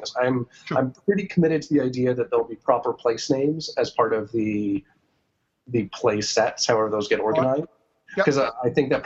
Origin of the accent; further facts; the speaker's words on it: New Mexico, United States; I grew up in New Mexico.